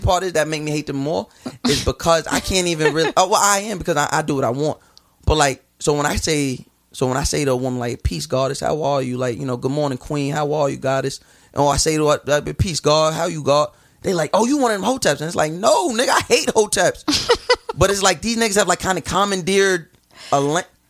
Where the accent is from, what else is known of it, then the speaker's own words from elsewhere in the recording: Long Island, New York, United States; I'm from Long Island. Like I got a house. Like got backyard